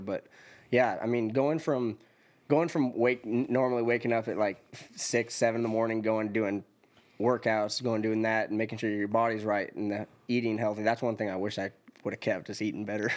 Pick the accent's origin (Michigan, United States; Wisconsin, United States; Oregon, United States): Oregon, United States; Elgin; moved away as an adult; also born or lived in Middle Tennessee; now in Tennessee, United States; I'm from Elgin, Oregon, which is a really, really small town. I graduated with twenty-eight